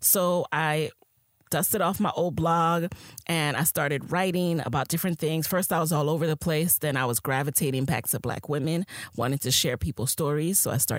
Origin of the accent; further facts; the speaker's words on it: Jamaica; I am a Jamaican queen who is a side hustler by nature.